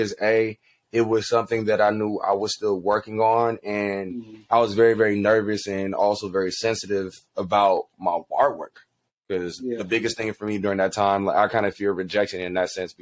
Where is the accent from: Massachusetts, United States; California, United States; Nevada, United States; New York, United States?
California, United States; Inglewood; I am hailing from Inglewood, California. That's my hometown. That's where I was raised